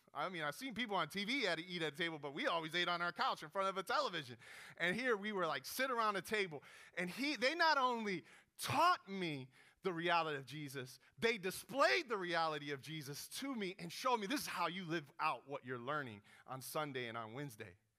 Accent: Hialeah, Florida, United States; I grew up in Hialeah and my mom was making minimum wage as a waitress and, and surviving, trying to be a single mom in Miami

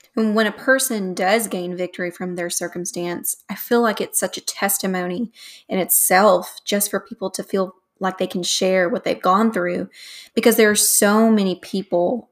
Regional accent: the South, United States; accent: Southern; my Southern accent.

